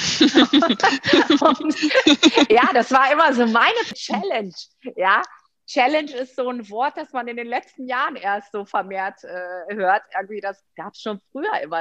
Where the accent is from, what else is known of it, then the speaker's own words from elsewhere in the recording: Rhineland, Germany; also born or lived in Greece; ich bin ja Rheinländerin